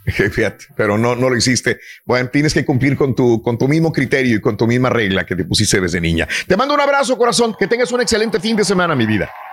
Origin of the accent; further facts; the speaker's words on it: Mexico; nosotros crecimos en México